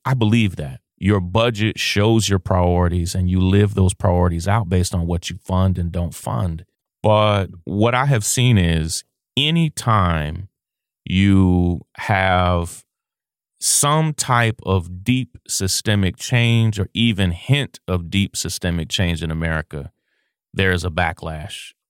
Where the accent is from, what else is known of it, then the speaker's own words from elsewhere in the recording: Kentucky, United States; We're from a small town in Kentucky